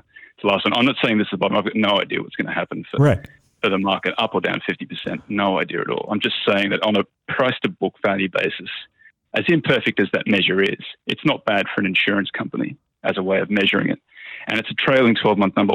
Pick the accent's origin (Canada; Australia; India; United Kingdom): Australia; I'm Australian.